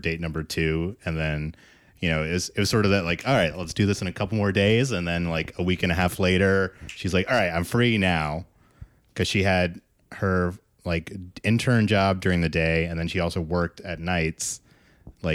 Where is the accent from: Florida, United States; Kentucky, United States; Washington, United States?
Kentucky, United States; I grew up in Kentucky